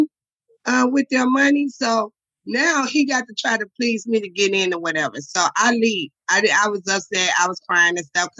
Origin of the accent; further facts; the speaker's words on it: Chicago, Illinois, United States; I'm from the low end of Chicago.